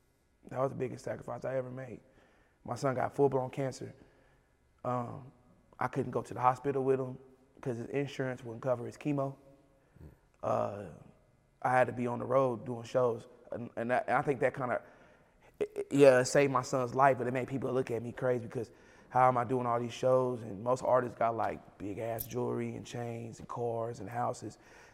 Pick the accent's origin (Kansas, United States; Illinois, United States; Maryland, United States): Kansas, United States; But I'm from Kansas. I'm actually from Kansas, so I'm the biggest artist out of mm-hmm. Kansas.